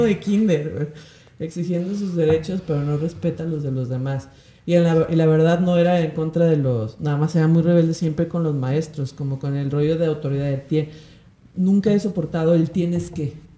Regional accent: Guadalajara, Jalisco, Mexico; moved away as an adult; also born or lived in Querétaro / London; now in Mexico City, Mexico; soy de Guadalajara

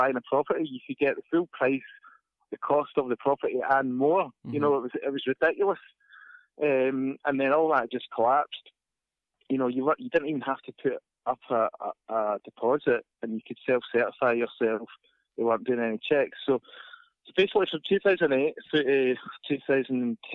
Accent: Inverness, Scotland, United Kingdom; moved away as an adult; now in Glasgow, United Kingdom; I'm actually from Inverness originally, right? So I've got to confess, I'm not actually a born and bred Glaswegian, so I've been adopted down here. But growing up in Inverness

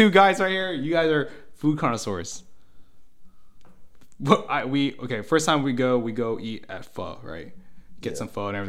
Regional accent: United States; as an American

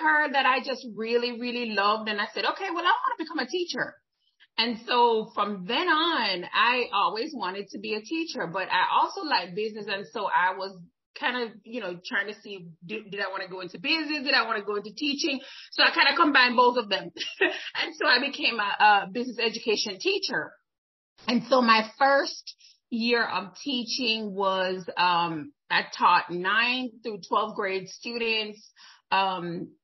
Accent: Jamaica; moved away as an adult; now in United States; I'm originally from Jamaica

